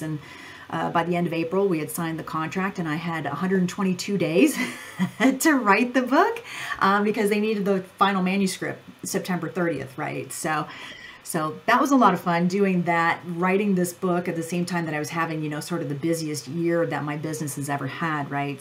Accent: Ohio, United States; I grew up on a farm in Ohio

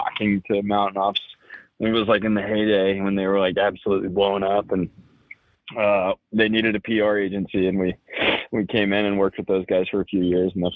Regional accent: San Angelo, Texas, United States; moved away as an adult; also born or lived in Alabama / Colorado; I am from Texas originally. I grew up in San Angelo, Texas

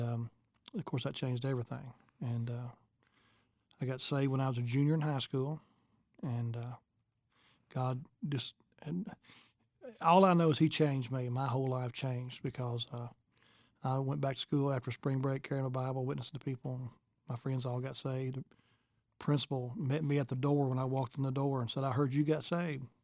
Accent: Sugar Grove, Kentucky, United States; I was raised in Kentucky, uh, little place called Sugar Grove, Kentucky

